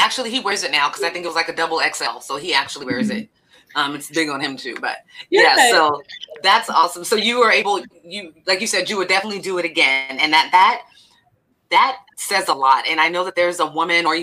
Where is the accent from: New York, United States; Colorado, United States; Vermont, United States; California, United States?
California, United States; Elk Grove; I grew up in Elk Grove